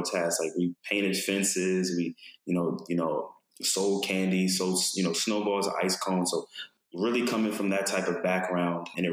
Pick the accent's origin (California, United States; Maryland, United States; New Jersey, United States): Maryland, United States; Baltimore; I grew up in Baltimore, Maryland